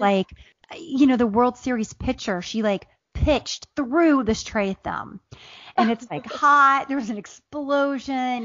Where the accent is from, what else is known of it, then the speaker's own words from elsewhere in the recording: Southern Ohio, United States; also born or lived in Appalachia; now in Atlanta, United States; I grew up in Southern Ohio